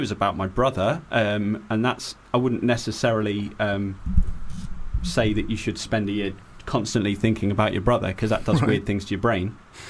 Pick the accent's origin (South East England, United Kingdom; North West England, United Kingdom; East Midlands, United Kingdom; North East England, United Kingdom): South East England, United Kingdom; Ashford; also born or lived in London; now in Ashford, United Kingdom; and I'm from Ashford in Kent.